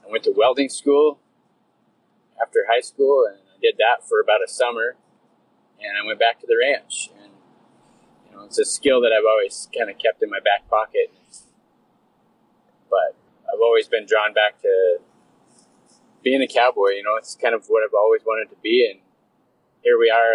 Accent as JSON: {"language": "English", "region": "Wyoming", "country": "United States", "tie": "born or raised there", "moved": "yes", "lives_now": "Canada", "said": "I was born and raised in Wyoming, and I grew up, my folks were Western folks"}